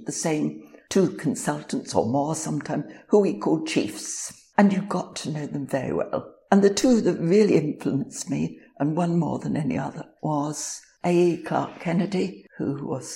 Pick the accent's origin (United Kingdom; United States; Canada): United Kingdom; London; accent: Cockney; also born or lived in Vale of Glamorgan, Wales; now in Wales, United Kingdom; I'm a Cockney kid, born in Plaistow, West Ham